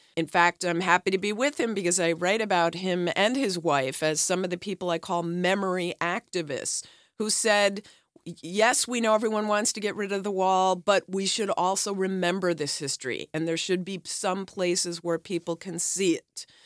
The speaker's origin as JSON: {"language": "English", "country": "United States", "said": "as an American"}